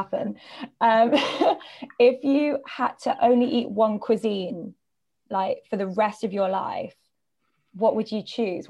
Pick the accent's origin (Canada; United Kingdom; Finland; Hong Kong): Hong Kong; I'm from Hong Kong. Like, yeah, I was born here.